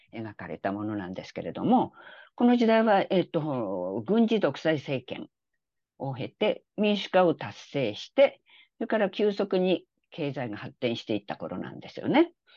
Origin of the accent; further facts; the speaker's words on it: Japan; also born or lived in South Korea; 日本人で韓国からすると外国人